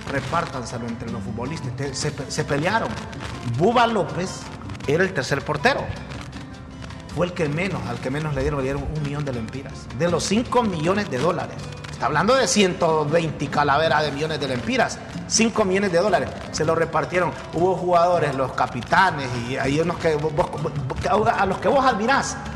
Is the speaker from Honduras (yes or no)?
yes; Honduras; soy de Honduras.